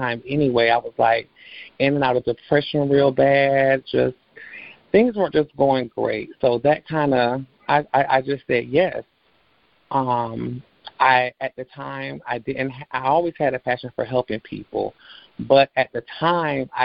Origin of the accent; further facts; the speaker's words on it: Orlando, Florida, United States; I was born and raised here in Orlando, Florida